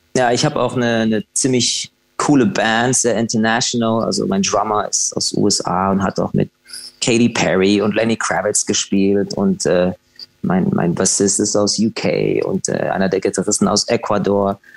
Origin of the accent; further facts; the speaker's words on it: Dublin, Leinster, Ireland; ich bin ja in Irland, in Dublin geboren